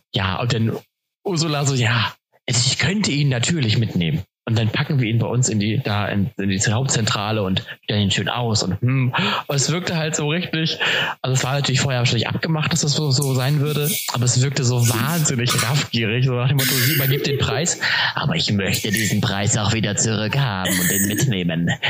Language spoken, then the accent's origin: German; Cuxhaven, Lower Saxony, Germany; moved away as an adult; in eine WG zu ziehen in, in meiner Heimat, ähm, in Cuxhaven